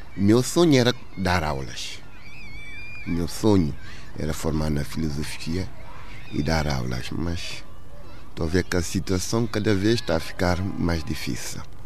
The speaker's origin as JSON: {"language": "Portuguese", "country": "Guinea-Bissau", "tie": "born or raised there", "moved": "yes", "said": "A minha infância na Guiné foi feliz"}